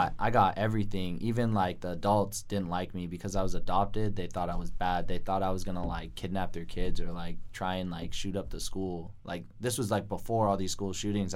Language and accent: English; Santa Cruz, California, United States; moved away; I grew up in Santa Cruz